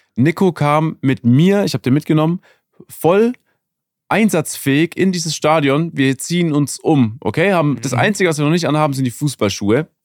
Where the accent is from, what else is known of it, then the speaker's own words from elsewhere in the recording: Germany; ich komme aus Deutschland